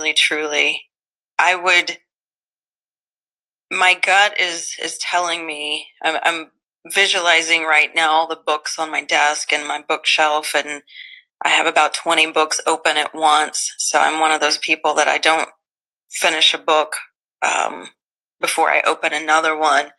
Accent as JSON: {"language": "English", "region": "Southeast Missouri", "country": "United States", "tie": "born or raised there", "said": "I grew up in Southeast Missouri"}